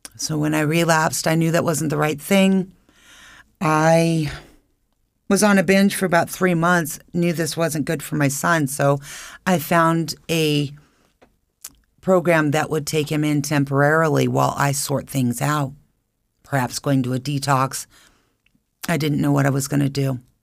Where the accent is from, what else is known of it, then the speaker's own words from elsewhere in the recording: Albuquerque, New Mexico, United States; moved away as an adult; also born or lived in Phoenix, Arizona; now in Idaho Falls, United States; I was born and raised in Albuquerque, New Mexico, and I was currently living in Phoenix for many years.